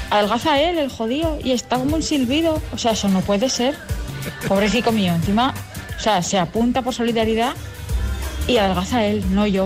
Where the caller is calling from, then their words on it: Pamplona, Navarre, Spain; Hola chicos … de Pamplona